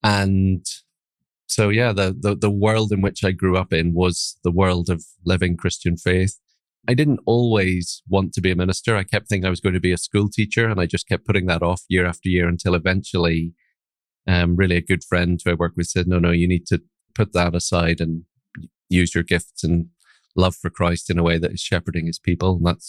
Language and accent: English; Northern Ireland, United Kingdom; accent: Northern Irish; now in Aberdeen, United Kingdom; My accent's a mixture of Northern Irish accent. I have a Northern Irish father and probably a little bit of Scottish accent thrown in there as well. I've lived in Aberdeen in the northeast of Scotland for 20 years